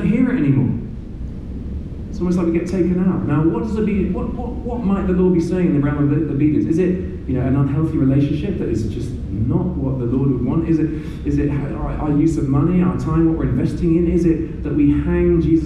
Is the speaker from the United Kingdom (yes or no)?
yes; United Kingdom; also born or lived in Burundi; let me speak as a Brit